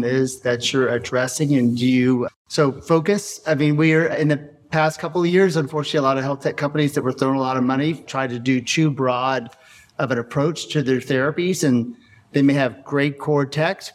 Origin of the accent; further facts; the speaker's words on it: Texas, United States; I'm from Texas and my mom went to TCU